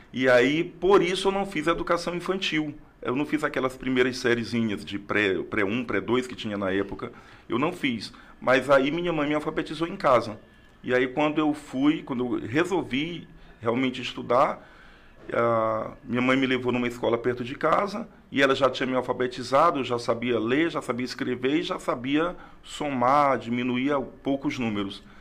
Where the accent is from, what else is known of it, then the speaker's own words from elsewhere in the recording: Rio Branco, Acre, Brazil; also born or lived in Tarauacá, Acre; nasci em Tarauacá no ano de 1975. Mas com dois anos vim para Rio Branco com meus pais, com minha família e estou aqui